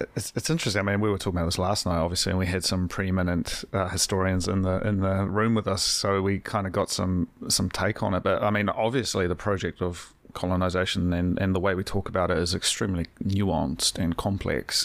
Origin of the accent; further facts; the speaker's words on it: Hawke's Bay, New Zealand; now in Wellington, New Zealand; I'm from, I'm from Hawke's Bay, which is unlivable.